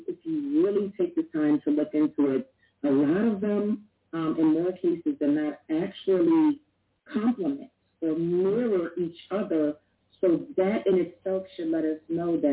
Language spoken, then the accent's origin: English; New York, United States; growing up in New York